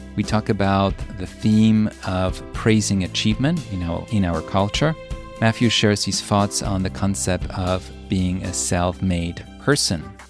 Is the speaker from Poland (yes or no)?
yes; Poland; moved away; also born or lived in New York; my story growing up in Poland, coming to New York